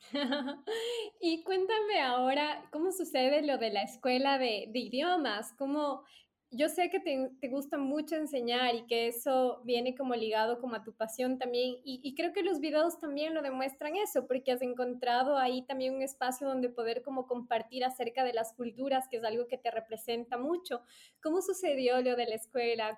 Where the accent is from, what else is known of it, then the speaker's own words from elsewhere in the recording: Ecuador; les decía Ecuador